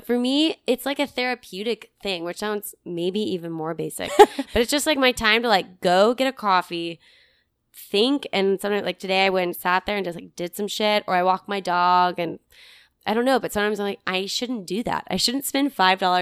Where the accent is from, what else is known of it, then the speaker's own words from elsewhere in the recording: Kentucky, United States; I'm from Kentucky